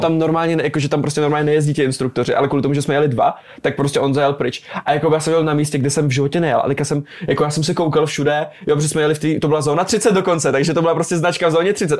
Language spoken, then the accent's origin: Czech; Brno, South Moravian Region, Czechia; ofiko v Brně, narodil jsem se v Brně a pořád jsem v Brně